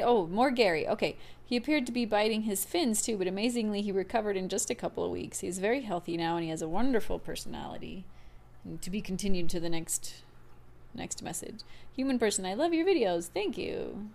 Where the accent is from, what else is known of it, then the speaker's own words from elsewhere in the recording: Trinidad & Tobago; now in Dayton, United States; Rico, fun fact, I'm originally from Trinidad and Tobago. I live in Dayton, Ohio